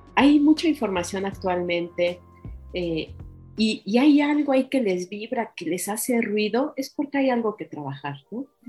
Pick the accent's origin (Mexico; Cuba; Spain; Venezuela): Mexico; somos bien mexicanos